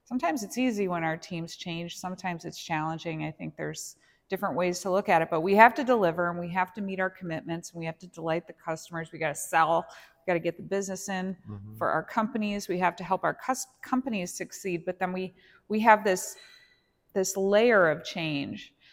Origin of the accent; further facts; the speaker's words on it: Los Angeles, California, United States; And yeah, I'm from the Los Angeles area